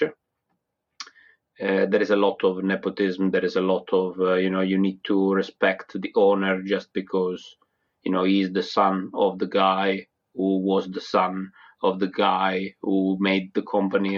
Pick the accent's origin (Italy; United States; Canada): Italy; a little town south of Naples, Campania; accent: Italian; English is a second language; moved away as an adult; now in United Kingdom; A little town like southern Naples